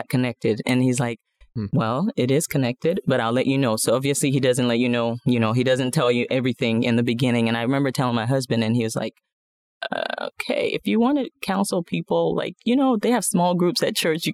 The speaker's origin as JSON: {"language": "English", "country": "Nigeria", "moved": "as an adult", "lives_now": "The Woodlands, United States", "said": "I'm originally from Nigeria, moved here about, almost 20 years ago right now."}